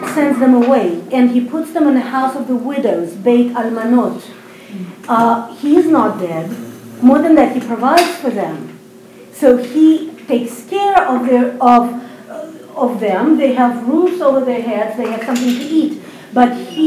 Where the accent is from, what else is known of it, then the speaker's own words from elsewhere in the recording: Saint Petersburg, Russia; now in Israel; I was born in Russia, in St. Petersburg, Russia. I made Aliyah, which is a word used for the Jewish people going back to the land of Israel, 16 years ago.